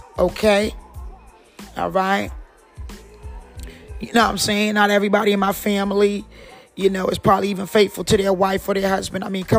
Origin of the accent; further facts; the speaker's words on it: Kinston, North Carolina, United States; And I'm from Kingston, North Carolina. And I like a little accent.